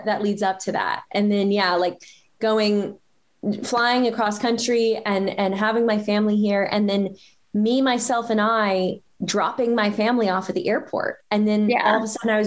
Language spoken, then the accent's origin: English; small town Georgia, United States; moved away as an adult; now in San Francisco, United States; I grew up in kind of the South, in small town, semi-small town, Georgia